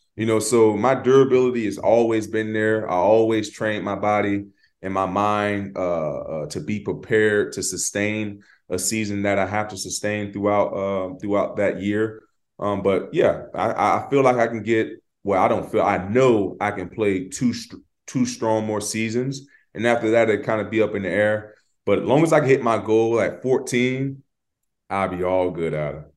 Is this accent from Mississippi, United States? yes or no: no; Florida, United States; we're from Florida